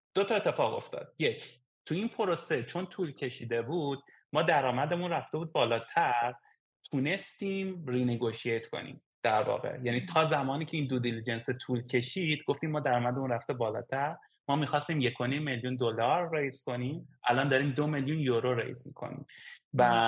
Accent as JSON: {"language": "Persian", "country": "Iran", "moved": "yes", "lives_now": "Estonia", "said": "از ایران اومدیم"}